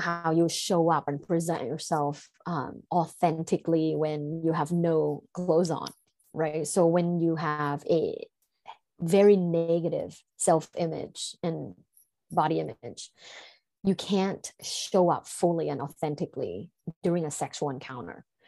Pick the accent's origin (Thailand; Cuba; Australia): Thailand; growing up in Thailand and in a sexually conservative environment